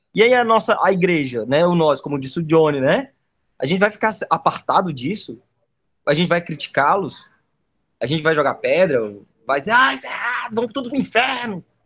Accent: Brazil; eu sou de Calcaia, e eu moro num lugar chamado Taquara, perto de uma serra. Cada pedacinho desse lugar eu reconheço como sendo meu também. Né? É onde está a minha história

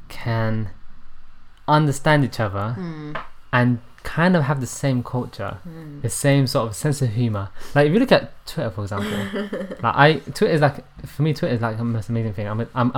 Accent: London, United Kingdom; I don't know anything outside of London, really. And I was like, you know, I'm a Londoner. And then I was like, you know what? Not even that. I'm a millennial Londoner.

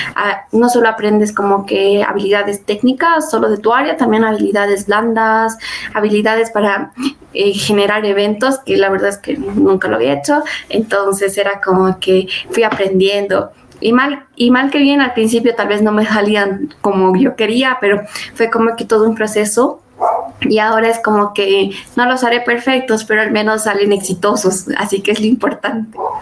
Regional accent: Bolivia; first language Spanish; soy líder del GDSI en la Universidad Católica Uriana San Pablo, en Bolivia

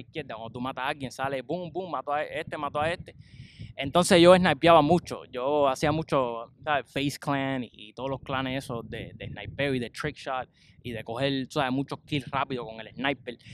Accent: Cuba; moved away; yo soy cubano, orgulloso

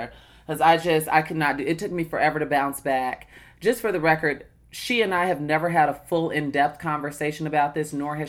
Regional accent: United States; well, I'm going to say Black American. I don't identify. Listen, I'm not I'm not Raven Simone, but I am Black American.

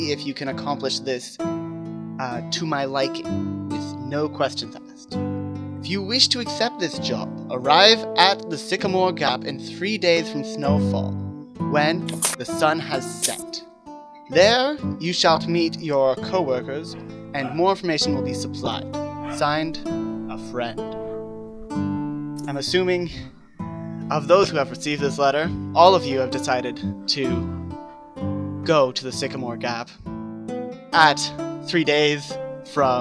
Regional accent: Canada; we're all from Canada

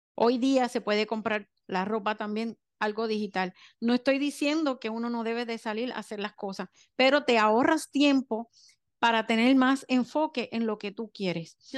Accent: Puerto Rico; soy de Puerto Rico

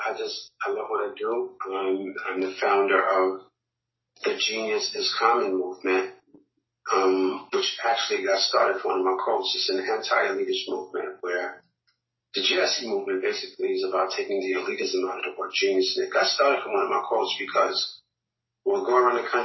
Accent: New York City, New York, United States; also born or lived in Harlem / Brooklyn; I was born in Harlem, raised in the Bronx. I've lived in Brooklyn for over 15 years. I'm a New Yorker to the umpteenth percentile.

